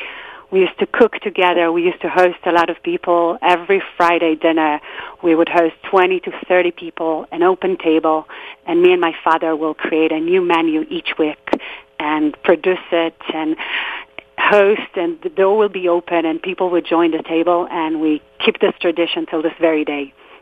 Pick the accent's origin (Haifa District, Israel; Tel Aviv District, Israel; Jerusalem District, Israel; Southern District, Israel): Tel Aviv District, Israel; just outside of Tel Aviv; I grew up in Israel in a small neighborhood just outside of Tel Aviv, a place where everyone knew everyone, and I grew up with people who are still my best friends till this very day.